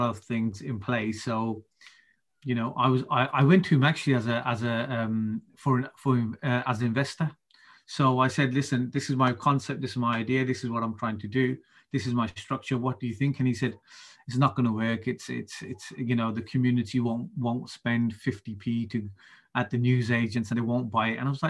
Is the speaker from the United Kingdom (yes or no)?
yes; Birmingham, West Midlands, United Kingdom; I'm born and bred in Birmingham